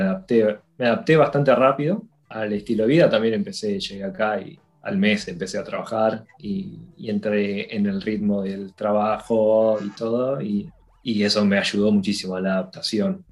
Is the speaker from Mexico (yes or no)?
no; Argentina; moved away as an adult; now in Dublin, Ireland; los que venimos de países como Argentina